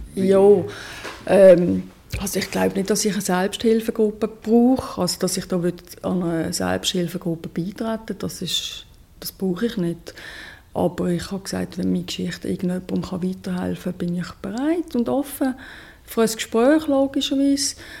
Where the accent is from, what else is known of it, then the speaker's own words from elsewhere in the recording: Switzerland; ich bin Schweizerin